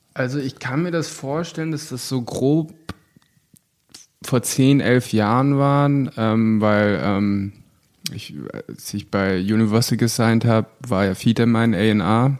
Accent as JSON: {"language": "German", "country": "Germany", "said": "ich bin Deutscher und sage, ich bin Schauspieler"}